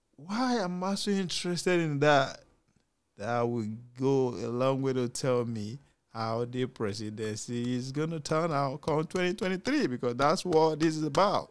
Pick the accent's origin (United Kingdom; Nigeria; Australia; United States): Nigeria; As a Nigerian parent